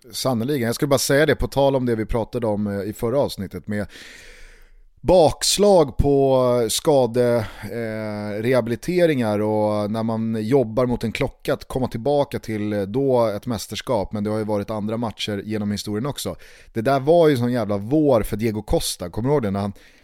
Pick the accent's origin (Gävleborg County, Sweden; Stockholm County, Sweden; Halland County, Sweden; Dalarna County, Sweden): Stockholm County, Sweden; Stockholm; hemma i Vällingby